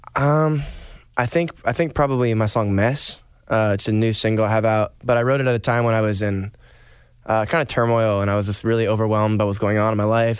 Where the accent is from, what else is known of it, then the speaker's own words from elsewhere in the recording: Stratford, Vermont, United States; I'm from Stratford, Vermont